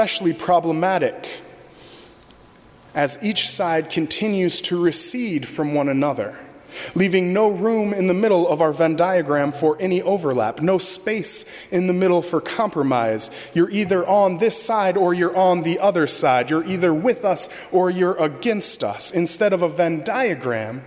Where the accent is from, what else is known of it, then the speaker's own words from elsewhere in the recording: Michigan, United States; now in Arlington Heights, United States; As a kid growing up in Michigan